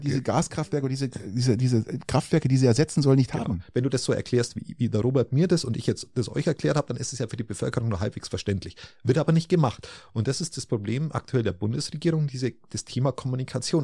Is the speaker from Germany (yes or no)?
yes; Bavaria, Germany; bei uns in Bayern